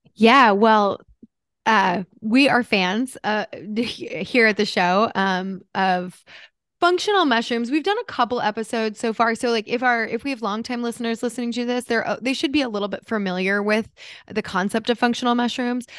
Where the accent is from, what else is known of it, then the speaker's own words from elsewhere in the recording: United States; moved away as an adult; also born or lived in New Jersey; now in Los Angeles, United States; I grew up in New York City and New Jersey where it was like coffee is part of the culture